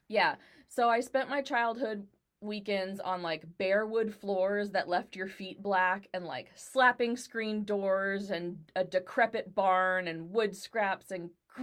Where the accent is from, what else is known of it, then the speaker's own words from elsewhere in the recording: Dallas, Texas, United States; I grew up in Dallas